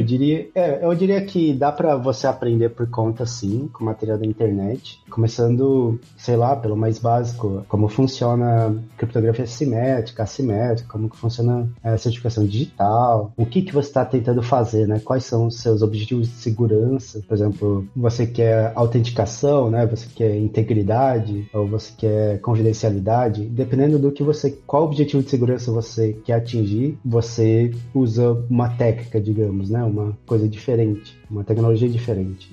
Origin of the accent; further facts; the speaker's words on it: Poços de Caldas, Minas Gerais, Brazil; also born or lived in Campinas, Brazil; now in Czech Republic; eu nasci em Minas, no sul de Minas, na cidade de Pós Caldas